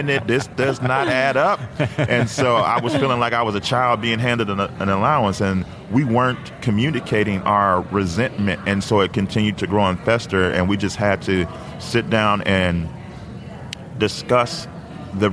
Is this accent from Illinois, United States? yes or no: yes; Chicago, Illinois, United States; we're from Chicago. So in the 90s, we were all about the Chicago Bulls